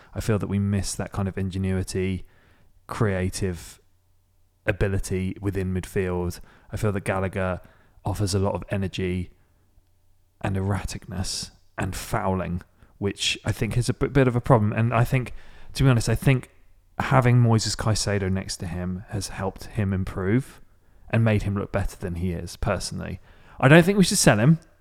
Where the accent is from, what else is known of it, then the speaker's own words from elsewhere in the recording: Maidstone, South East England, United Kingdom; My hometown is Maidstone, in the U K, which is about an, about fifty minutes south of London, central London.